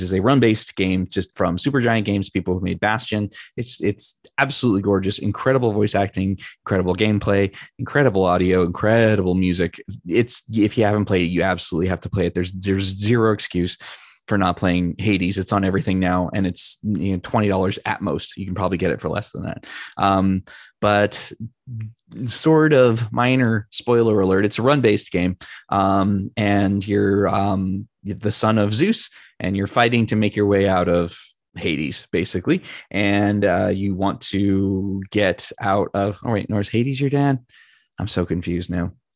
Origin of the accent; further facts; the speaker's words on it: California, United States; one of my great friends, Chris, who I grew up with in California